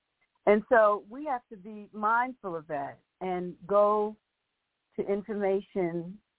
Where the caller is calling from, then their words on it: Raleigh, North Carolina, United States; I'm calling from Raleigh, North Carolina